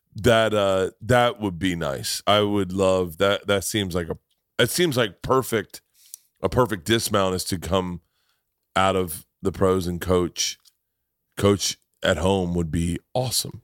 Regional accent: Tampa, Florida, United States; moved away; also born or lived in New York; I grew up in Tampa

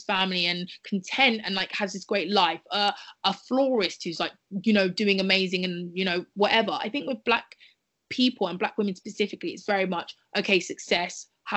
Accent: United Kingdom; we're all Black women growing up in Britain

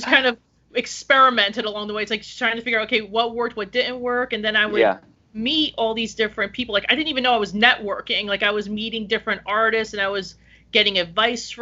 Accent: Woodland Park, New Jersey, United States; I'm actually originally from Woodland Park

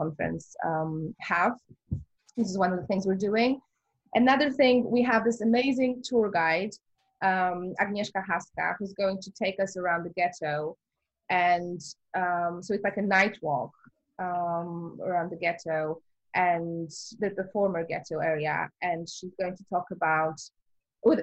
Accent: Warsaw, Masovian Voivodeship, Poland; moved away; I really wanted to make it in my hometown

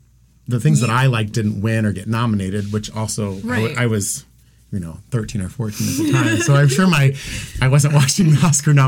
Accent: Van Wert, Ohio, United States; Van Wert, Ohio. Well, I was born in Van Wert, but I grew up in the country in Van Wert County.

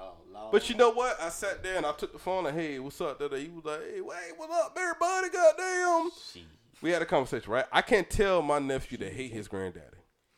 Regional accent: Georgia, United States; Nah, I'm from Georgia.

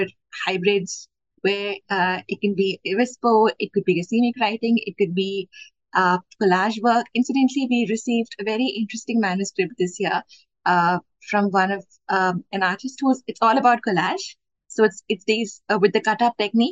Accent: Bangalore, Karnataka, India; I am from Bangalore, India

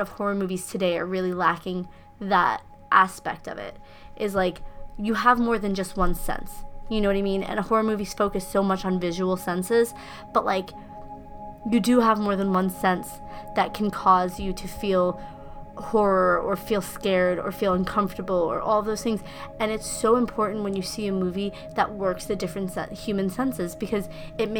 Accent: Rosendale, United States; growing up in Rosendale

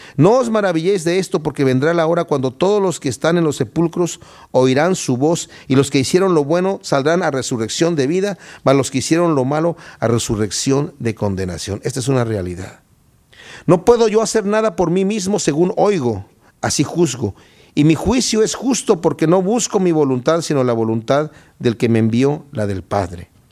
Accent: Querétaro, Mexico; moved away; Yo soy de Querétaro, México

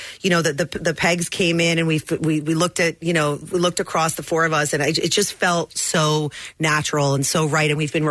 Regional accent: New York City, New York, United States; moved away as an adult; now in Philadelphia, United States; we're both from New York City

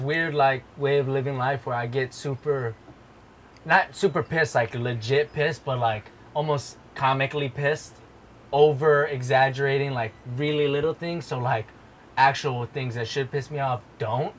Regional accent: Hawaii, United States; now in Bay Area, United States; growing up in Hawaii really did teach you to live that positive lifestyle

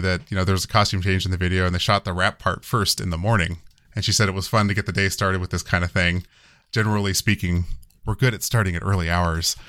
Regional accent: United States; I'm American

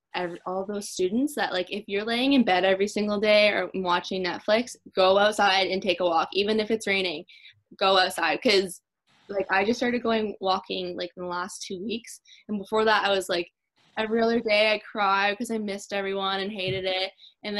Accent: Campbellford, Ontario, Canada; moved away as an adult; now in Kingston, Canada; I'm from Campbellford

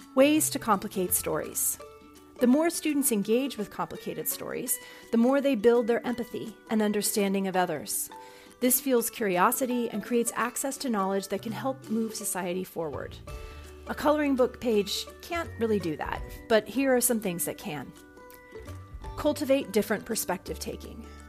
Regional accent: California, United States; now in Virginia, United States; the story I grew up with in California in the 80s

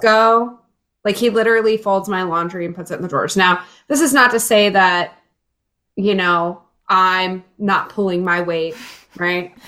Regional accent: rural Illinois, United States; also born or lived in Jacksonville, Florida; now in Chicago, United States; I grew up in Illinois though. I uh, was in rural Illinois for a long time. Uh, moved to Chicago as a teenager

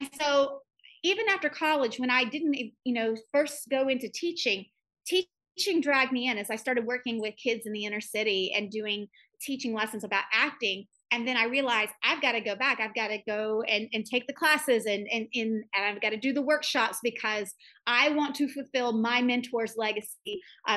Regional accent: Broken Bow, Oklahoma, United States; growing up in Broken Bow, Oklahoma

